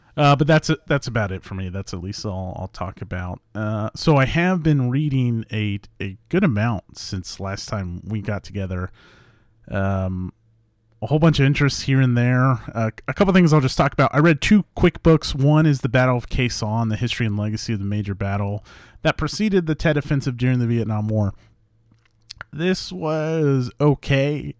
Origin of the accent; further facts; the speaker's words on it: Leavenworth, Kansas, United States; moved away; I grew up in Leavenworth.